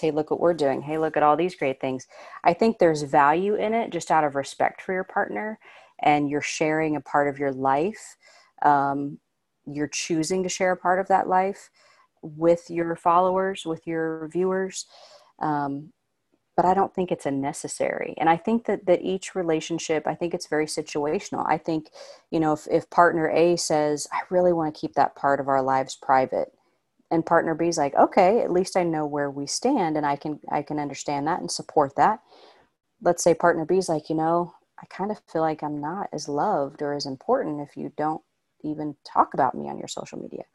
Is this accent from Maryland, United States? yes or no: no; Indiana, United States; now in Los Angeles, United States; I'm from Indiana, but I genuinely thought when I moved to L